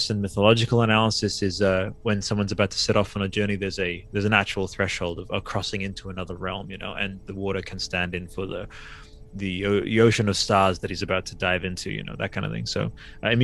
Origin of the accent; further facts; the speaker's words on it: Australia; I'm Australian